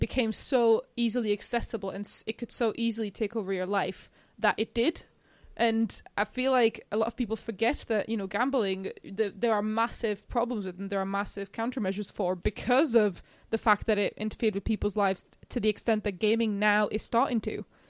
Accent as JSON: {"language": "English", "country": "Slovakia", "tie": "born or raised there", "moved": "yes", "said": "I'm from Slovakia"}